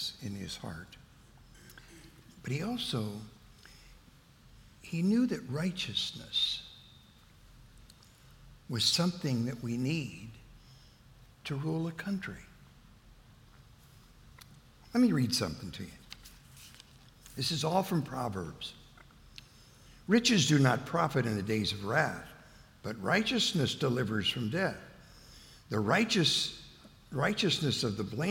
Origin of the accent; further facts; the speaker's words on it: United States; I'm an American